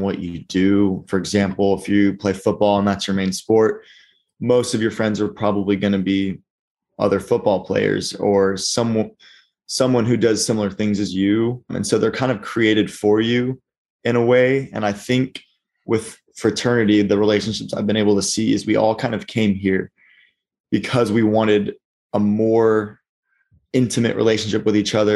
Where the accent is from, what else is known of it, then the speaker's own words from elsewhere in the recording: Argyle, Texas, United States; moved away as an adult; also born or lived in Arkansas; I am from Argyle, Texas.